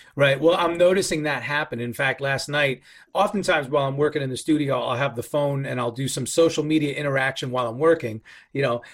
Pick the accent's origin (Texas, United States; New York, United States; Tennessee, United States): New York, United States; now in West Coast, United States; being a New Yorker, you know, I'm from the right coast